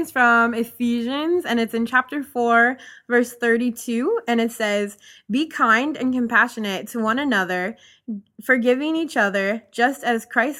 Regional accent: Winona, Minnesota, United States; I'm originally from Minnesota.

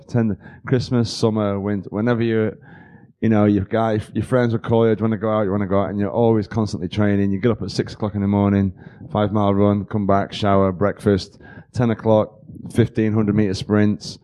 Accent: Liverpool, North West England, United Kingdom; also born or lived in London; now in United States; England. Originally, I was born in Liverpool, the northwest of England

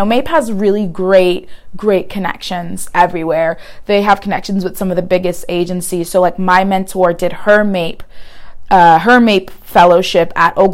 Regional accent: Houston, Texas, United States; now in Los Angeles, United States; I'm from Houston

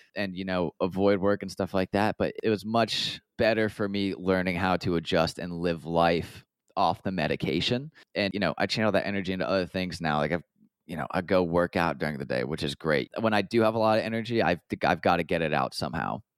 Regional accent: just outside of Atlanta, Georgia, United States; also born or lived in Columbia, South Carolina / London; I grew up just outside of Atlanta, about half an hour north of a town called Marietta

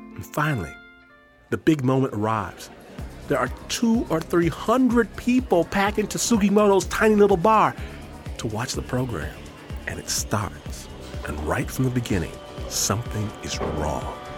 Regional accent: Detroit, Michigan, United States; now in Hikone, Japan; I'm from Detroit.

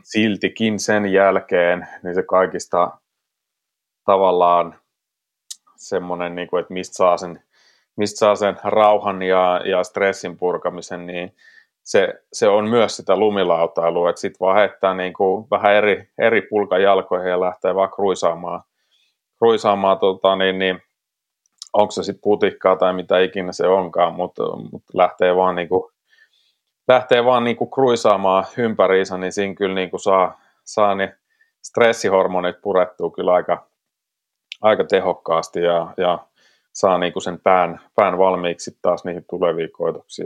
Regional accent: South Karelia, Finland; born or raised there

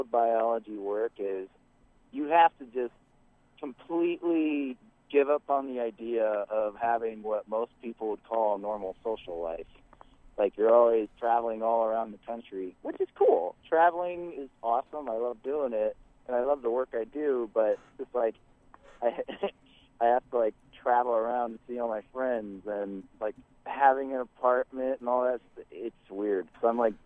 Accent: Iowa, United States; moved away; I am from Iowa

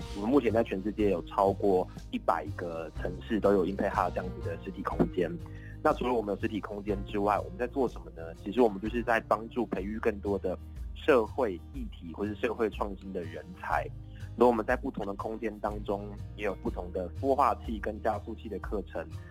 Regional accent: Taipei, Taiwan; 我从幼稚园到大学，我都在大安区长大

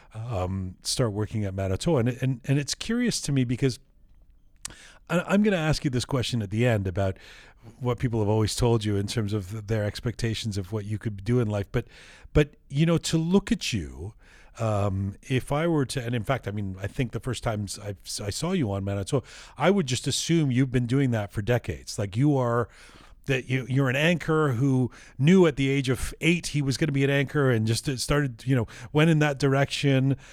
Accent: London, United Kingdom; I was born in London

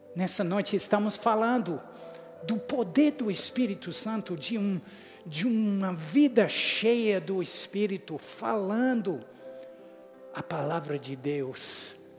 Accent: England, United Kingdom; Portuguese is a second language; moved away as an adult; also born or lived in United States; eu sou inglês, com sotaque diferente

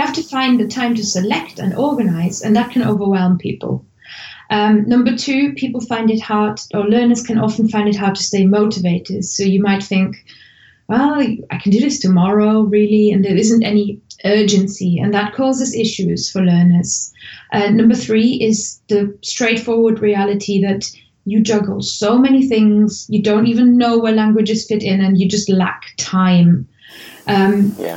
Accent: Germany; English is a second language; moved away as an adult; now in United Kingdom; I'm originally from Germany, and I moved to the UK about mm, sort of 14, 15 years ago

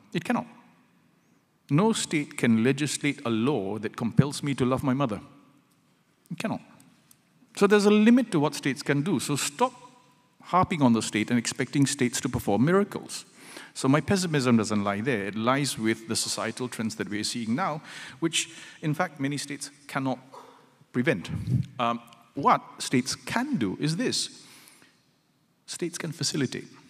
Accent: Malaysia; as a Malaysian married to a Singaporean

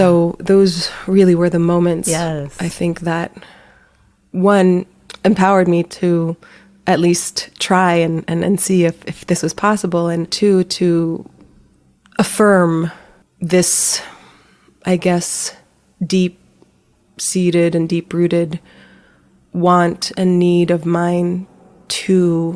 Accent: Manila, Metro Manila, Philippines; now in United States; I was born in the Philippines. I grew up in Manila

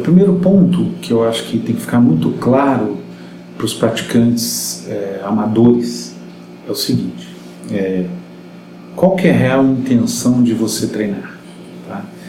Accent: Rio de Janeiro, Brazil; moved away; eu sou carioca, né? Apesar de estar aqui há muito tempo

